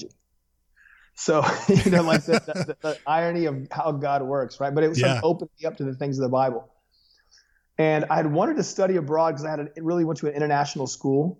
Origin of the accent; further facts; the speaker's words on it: Las Vegas, Nevada, United States; also born or lived in Los Angeles, California; now in Thomasville, Georgia, United States; I was born in America's Holy Land